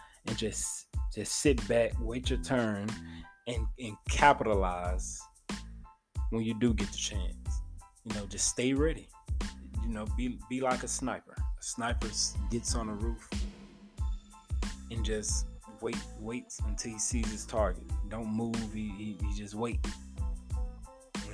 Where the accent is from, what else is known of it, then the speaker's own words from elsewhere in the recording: Memphis, Tennessee, United States; my hometown of Memphis, Tennessee